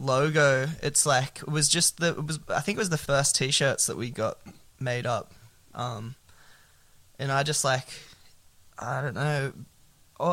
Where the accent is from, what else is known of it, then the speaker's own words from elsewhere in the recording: south coast of New South Wales, Australia; I grew up in a town called Barara, which is like on the south coast of New South Wales